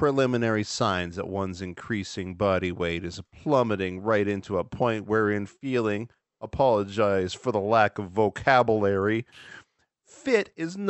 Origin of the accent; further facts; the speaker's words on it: Canada; I'm from Canada. Good evening from Canada, y'all.